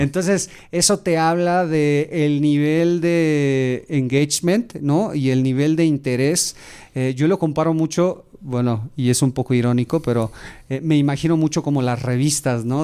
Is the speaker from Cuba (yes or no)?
no; Mexico; soy mexicano, me encanta, tengo un orgullo por México